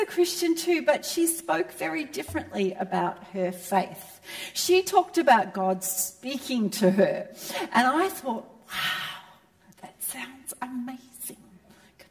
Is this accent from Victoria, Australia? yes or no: yes; Melbourne, Victoria, Australia; I was raised in Melbourne, where the home of real football